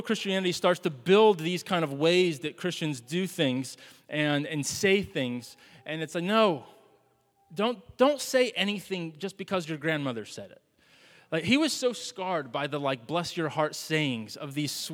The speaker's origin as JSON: {"language": "English", "region": "the South", "country": "United States", "moved": "yes", "said": "We're from the South"}